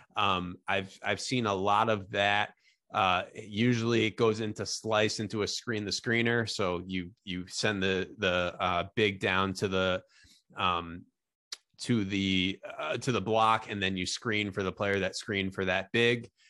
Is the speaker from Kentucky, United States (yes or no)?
no; Albany, New York, United States; I'm from, I'm from Albany, New York